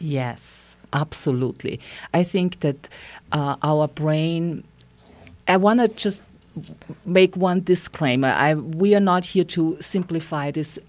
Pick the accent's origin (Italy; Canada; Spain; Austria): Austria; moved away as an adult; now in Santa Fe, United States; I, I'm from Austria and I came to beautiful Santa Fe twenty-six years ago.